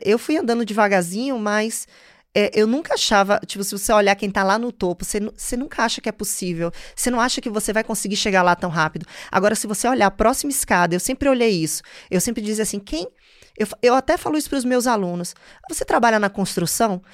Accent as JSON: {"language": "Portuguese", "town": "Salvador", "region": "Bahia", "country": "Brazil", "tie": "born or raised there", "also_born_or_lived": "London, United Kingdom / New York, United States", "accent": "Nordeste", "moved": "as an adult", "lives_now": "Maryland, United States", "said": "Eu nasci em Salvador, mas minha família inteira do interior"}